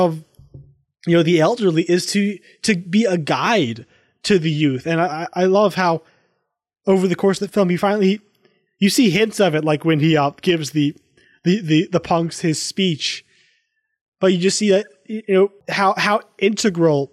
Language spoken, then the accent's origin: English; the South, United States; growing up in the South